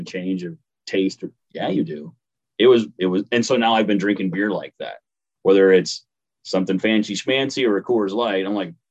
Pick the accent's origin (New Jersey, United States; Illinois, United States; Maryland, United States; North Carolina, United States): Illinois, United States; Paris; moved away; it's a little small town called Paris